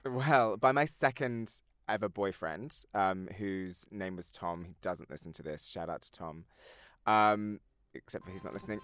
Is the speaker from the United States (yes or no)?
no; near Brighton, South East England, United Kingdom; we were in Brighton, which is the town that I'm sort of near um, when uh, in my hometown